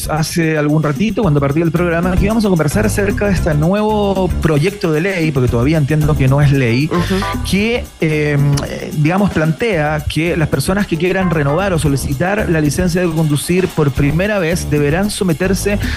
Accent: Chile; chile, soy chilena.

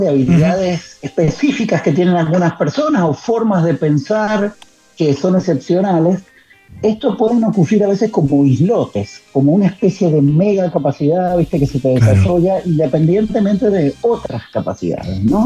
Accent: San Juan, Argentina; soy de San Juan

